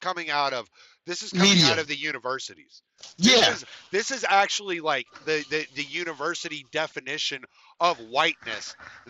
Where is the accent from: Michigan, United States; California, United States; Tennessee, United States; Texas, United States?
Texas, United States; also born or lived in Louisiana; I lived in the South most of my life. I grew up in Katy and Houston and Dallas and fucking in Moss Bluff and Lake Charles. All right. I'm a stupid Southern white boy